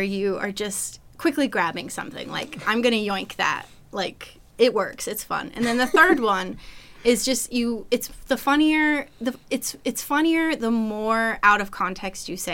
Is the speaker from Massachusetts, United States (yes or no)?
no; Chesterfield, Virginia, United States; also born or lived in Powhatan, Virginia; Chesterfield and then like Powhatan from like 14 up